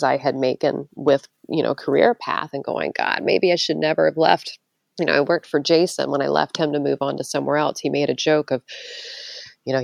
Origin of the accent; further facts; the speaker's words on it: Maryland, United States; moved away; I grew up in Maryland.